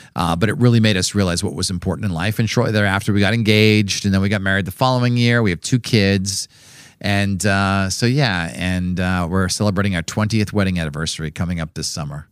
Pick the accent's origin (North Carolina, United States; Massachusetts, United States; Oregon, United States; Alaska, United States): Massachusetts, United States; Norwood; I grew up in Norwood, Massachusetts